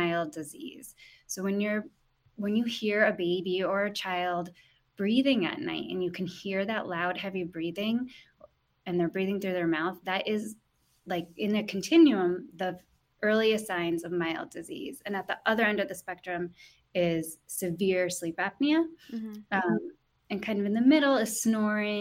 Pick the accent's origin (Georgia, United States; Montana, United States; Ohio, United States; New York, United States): New York, United States; Guilderland; moved away as an adult; also born or lived in California; I'm actually from Gilderland. I grew up in the Capital Region